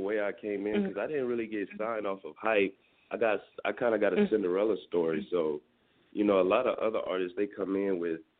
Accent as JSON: {"language": "English", "town": "Houston", "region": "Texas", "country": "United States", "said": "because I'm from Houston, Texas."}